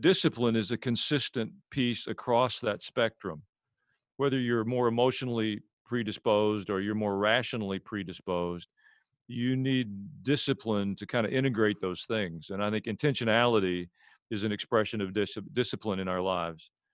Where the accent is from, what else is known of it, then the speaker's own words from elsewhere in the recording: Murfreesboro, Tennessee, United States; also born or lived in Jerusalem, Israel; I'm a pastor from Murfreesboro, Tennessee.